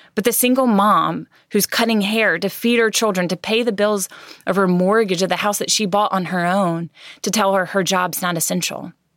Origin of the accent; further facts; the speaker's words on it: United States; as American citizens